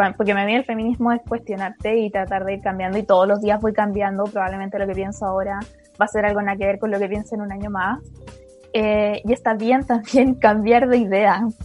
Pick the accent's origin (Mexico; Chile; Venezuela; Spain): Chile; Chimbarongo, O'Higgins; moved away; como soy de región, originalmente soy de Chimbarongo